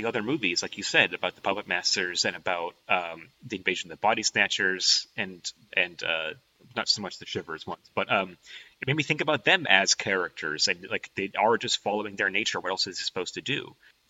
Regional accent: Los Angeles, California, United States; I'm from Los Angeles. I'm an LA guy through and through.

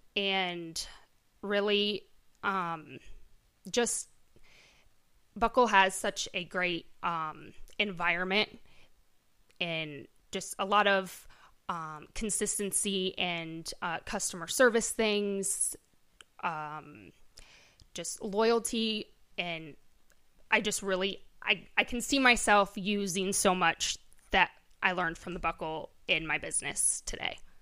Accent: Correctionville, Iowa, United States; born and raised here in Correctionville.

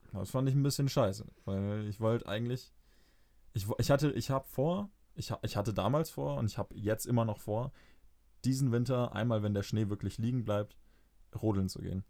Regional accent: Fürth, Bavaria, Germany; ich bin in Fürth groß geworden

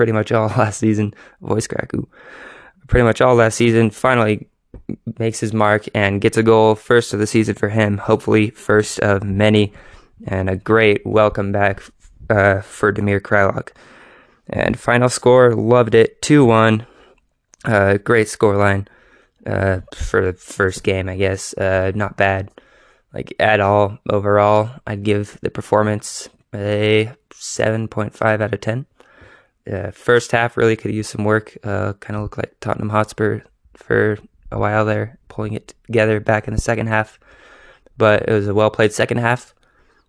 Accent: United States; a American white dude.

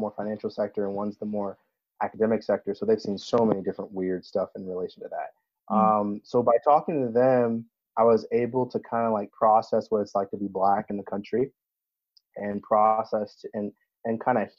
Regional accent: Virginia Beach, Virginia, United States; I grew up in Virginia Beach, which is a mixed match

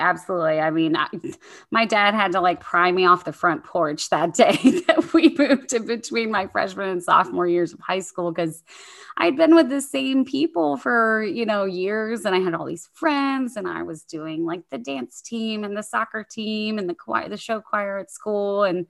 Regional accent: Virginia, United States; born there; also born or lived in Monterey, California; And so I was born in the Hampton Roads area of Virginia, a lot of military operations around there, and then moved to the West Coast when I was too young to appreciate the beauty of Monterey, California at like 2 years old.

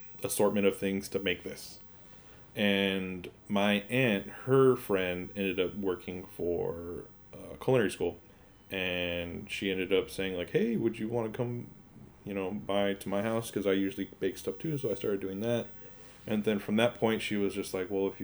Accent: Pasadena, California, United States; also born or lived in Pomona / Highland Park; Not born, but raised in Pasadena

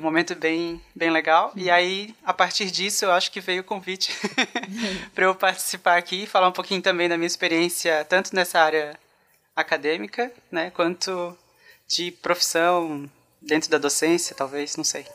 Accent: Itajaí, Santa Catarina, Brazil; eu falo de Itajaí no momento. Na verdade, eu sou natural daqui

